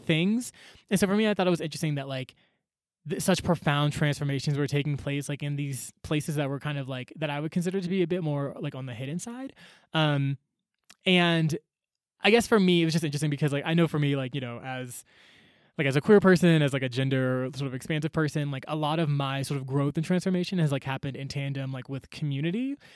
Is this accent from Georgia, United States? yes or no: yes; Atlanta, Georgia, United States; moved away as an adult; also born or lived in Chicago; I grew up in Atlanta, went to school in Chicago